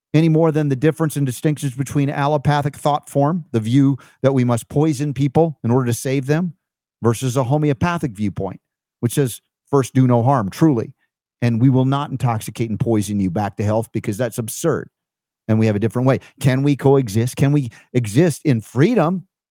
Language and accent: English; Stone Mountain, Georgia, United States; Georgia where I grew up in Stone Mountain